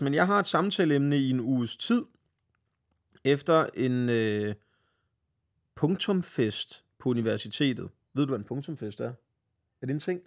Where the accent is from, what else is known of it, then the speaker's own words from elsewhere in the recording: Svenstrup, North Denmark Region, Denmark; moved away as an adult; also born or lived in Copenhagen; jeg flyttede tilbage til Svenstrup, min hjemby